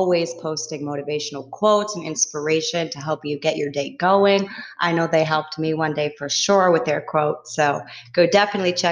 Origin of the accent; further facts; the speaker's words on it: Massachusetts, United States; my hometown, Massachusetts